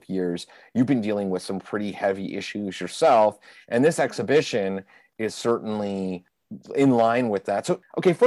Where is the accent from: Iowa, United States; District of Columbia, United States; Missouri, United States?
District of Columbia, United States; Washington; moved away as an adult; also born or lived in Los Angeles, California; now in Savannah, United States; I grew up in the Washington, D.C. area, and I lived in L.A. for just about 8 years before I moved to Savannah.